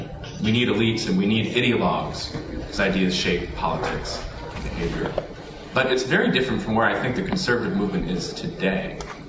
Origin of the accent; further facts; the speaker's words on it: Springfield, Virginia, United States; I grew up in Springfield, Virginia, about 10 minutes away from the Beltway, suburb.